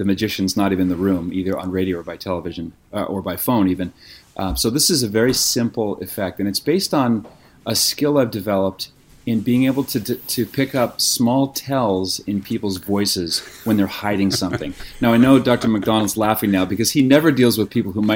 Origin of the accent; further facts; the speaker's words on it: Nova Scotia, Canada; now in California, United States; I was born and raised in Nova Scotia on the East Coast, so I never really grew up saying